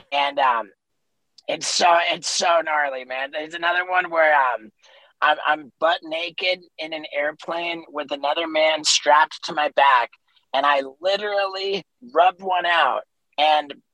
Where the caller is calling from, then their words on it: Los Angeles, California, United States; I am in Los Angeles.